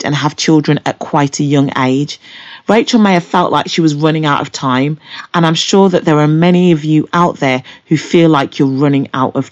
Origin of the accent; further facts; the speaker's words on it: Birmingham, West Midlands, United Kingdom; I'm from Birmingham, England.